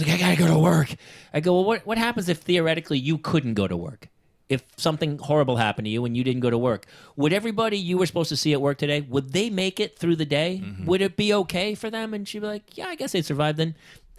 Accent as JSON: {"language": "English", "region": "New Hampshire", "country": "United States", "tie": "born or raised there", "also_born_or_lived": "the Valley, Los Angeles", "moved": "yes", "lives_now": "Los Angeles, United States", "said": "I came in New Hampshire"}